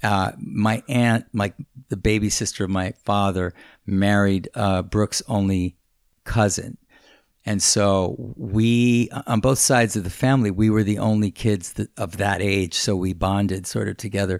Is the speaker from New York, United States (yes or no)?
yes; New York City, New York, United States; we, we lived in Hell's Kitchen